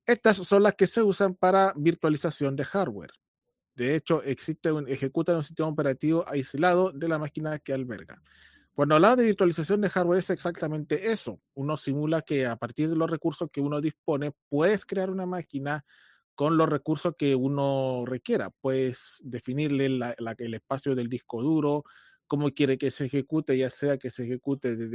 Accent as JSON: {"language": "Spanish", "country": "Chile", "said": "eh, soy ingeniero de sistemas, soy chileno, tengo 36 años"}